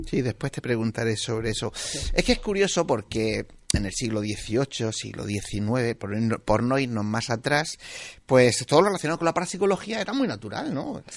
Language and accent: Spanish; Region of Murcia, Spain; yo soy murciano